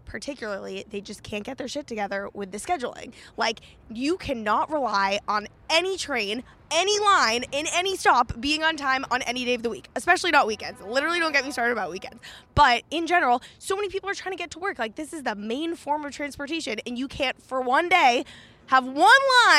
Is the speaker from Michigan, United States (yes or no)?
no; Sharon, Massachusetts, United States; I'm from Sharon, Massachusetts, originally.